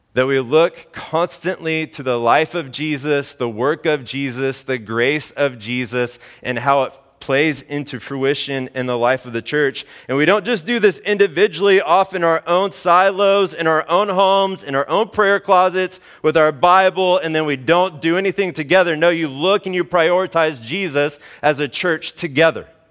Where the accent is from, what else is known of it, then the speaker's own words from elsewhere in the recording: Mustang, Oklahoma, United States; moved away; I grew up in Oklahoma, central Oklahoma, in the O K C area